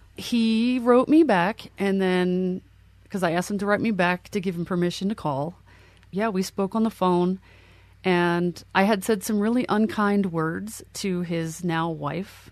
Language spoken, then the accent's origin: English; Lancaster County, Pennsylvania, United States; I am originally from Pennsylvania, grew up in Lancaster County, uh, which is home of the Amish.